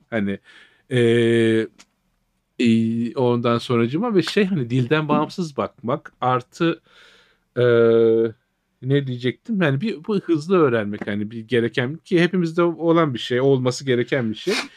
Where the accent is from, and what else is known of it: Trabzon, Turkey; born or raised there; moved away